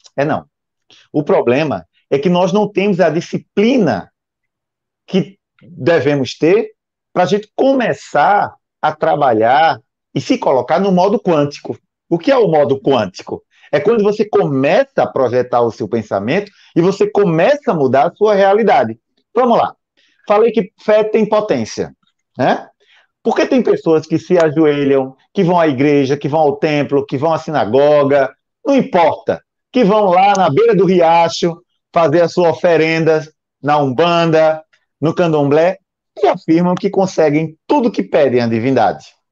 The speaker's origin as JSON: {"language": "Portuguese", "town": "Recife", "region": "Pernambuco", "country": "Brazil", "said": "eu sou do Recife"}